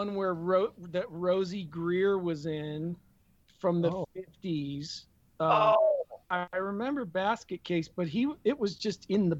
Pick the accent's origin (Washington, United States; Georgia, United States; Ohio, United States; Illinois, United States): Ohio, United States; I'm from Ohio